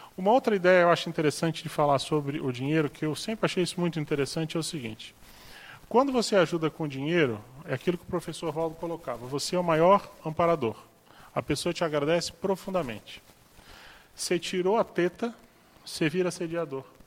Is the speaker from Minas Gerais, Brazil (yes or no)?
no; Florianópolis, Santa Catarina, Brazil; now in Foz do Iguaçu, Brazil; Florianópolis, que é minha terra